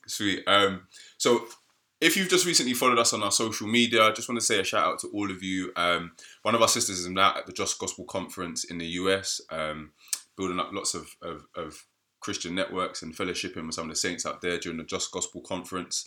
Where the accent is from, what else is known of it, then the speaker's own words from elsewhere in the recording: United Kingdom; black British people